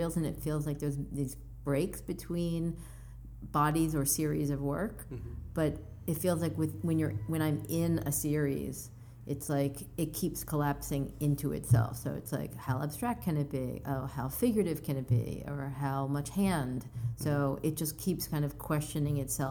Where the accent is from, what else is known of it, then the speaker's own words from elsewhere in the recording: Philadelphia, Pennsylvania, United States; now in Brooklyn, United States; I grew up in Philly.